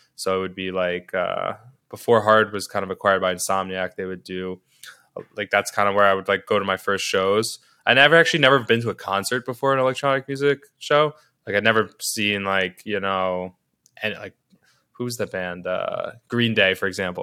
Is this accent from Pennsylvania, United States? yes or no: no; New York City, New York, United States; I can't speak to growing up anywhere else 'cause this is where I grew up